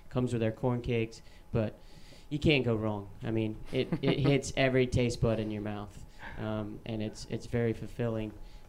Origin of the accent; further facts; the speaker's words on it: Chattanooga, Tennessee, United States; born there; I was born in Chattanooga. I've been all over the United States with being in the restaurant industry my life. Found my way back to Chattanooga